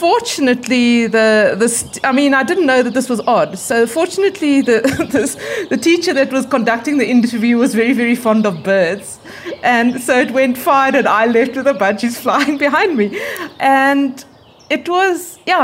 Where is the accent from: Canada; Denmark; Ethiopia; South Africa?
South Africa; Bloemfontein, Free State; also born or lived in United States; I was born in Bloemfontein. I grew up in Bloemfontein, and I went to school here, and then I went to university here